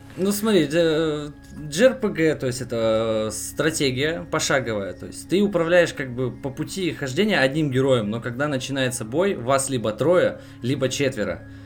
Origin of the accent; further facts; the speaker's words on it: Yuzhno-Sakhalinsk, Sakhalin Oblast, Russia; Сам я с Дальнего Востока, нахожусь я капец как далеко от всех вас